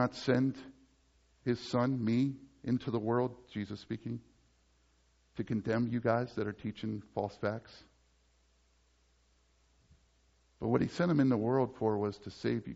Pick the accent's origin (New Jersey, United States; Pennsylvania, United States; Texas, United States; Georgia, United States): Pennsylvania, United States; Dover; moved away; I come from Dover, Pennsylvania